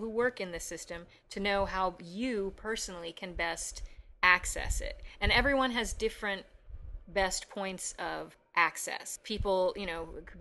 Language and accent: English; Chicago, Illinois, United States